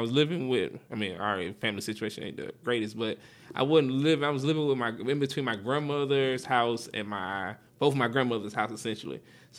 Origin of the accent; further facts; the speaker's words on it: Monroe, Georgia, United States; I grew up in Monroe, but I didn't go to high school in Monroe.